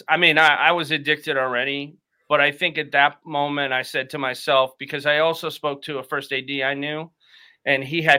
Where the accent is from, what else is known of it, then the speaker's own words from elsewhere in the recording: Boston, Massachusetts, United States; I'm from Boston, so, and close to Brockton